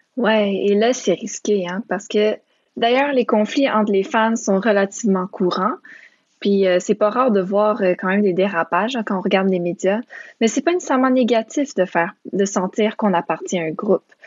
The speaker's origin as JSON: {"language": "French", "region": "Quebec", "country": "Canada", "tie": "born or raised there", "said": "Moi, je suis une enfant de parents immigrants roumains, mais j'ai grandi au Québec"}